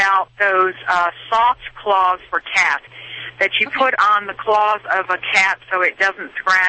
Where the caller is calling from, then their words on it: North Carolina, United States; I'm calling from North Carolina.